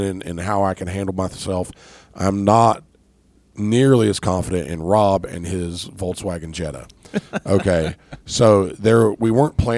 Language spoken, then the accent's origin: English; Moorefield, West Virginia, United States; I grew up in West Virginia, went to high school in northern West Virginia, a little town called Moorfield, West Virginia